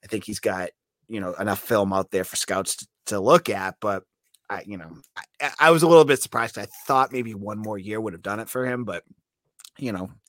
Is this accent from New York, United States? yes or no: no; Massachusetts, United States; I'm also from Massachusetts